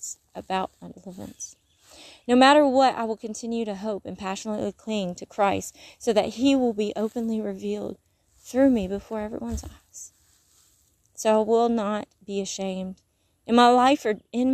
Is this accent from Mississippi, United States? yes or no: yes; Mississippi, United States; accent: Mississippi; moved away; When I come back to Mississippi, I don't even get to Mississippi. I'm like in Alabama, and I'm already saying y'all a little more with the Mississippi sound.